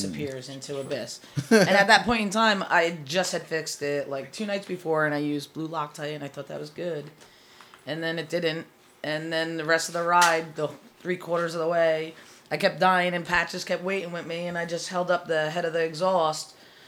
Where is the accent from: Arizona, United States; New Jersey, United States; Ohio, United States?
New Jersey, United States; Asbury Park; And we're from Asbury Park, New Jersey.